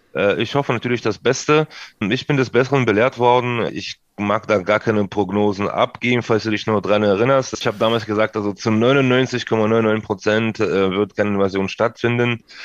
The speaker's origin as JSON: {"language": "German", "town": "Odesa", "region": "Odesa Oblast", "country": "Ukraine", "moved": "yes", "said": "Odessa beispielsweise, da wo ich herkomme"}